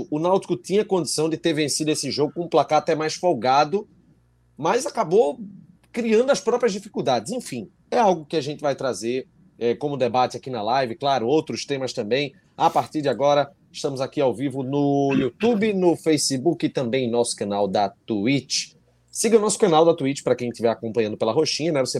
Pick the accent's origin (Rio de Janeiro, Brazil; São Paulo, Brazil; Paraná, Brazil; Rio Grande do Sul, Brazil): São Paulo, Brazil; sou de São Paulo. Se eu ganhar a camisa, vocês enviam para São Paulo.